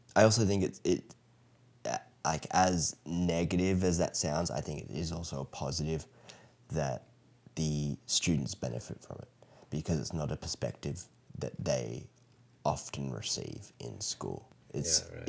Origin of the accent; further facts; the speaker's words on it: Australia; now in United States; what I grew up with in Australia